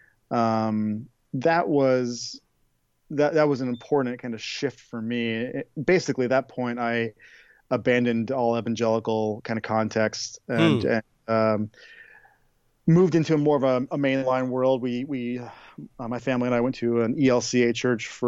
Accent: Oregon, United States; I grew up in the West Coast in Oregon

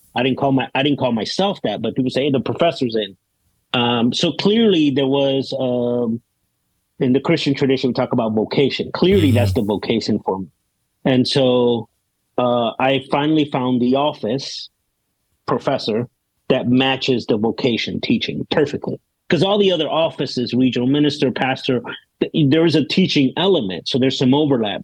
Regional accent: Chicago, Illinois, United States; moved away; also born or lived in California / Puerto Rico / Denver; I ended up growing up in the South Side of Chicago, uh, the part that tourists don't like to go to.

